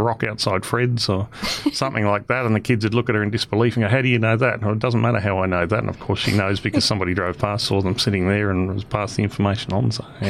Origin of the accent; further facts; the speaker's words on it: Nhulunbuy, Northern Territory, Australia; growing up here in Gove